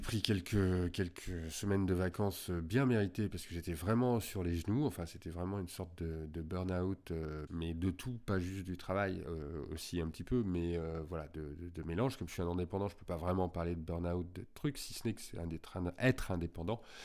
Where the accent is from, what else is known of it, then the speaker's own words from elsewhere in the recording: Lyon, Auvergne-Rhône-Alpes, France; Moi, je suis lyonnais